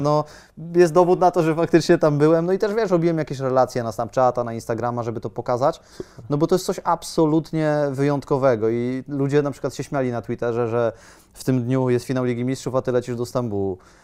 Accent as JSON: {"language": "Polish", "country": "Poland", "said": "jestem z Polski"}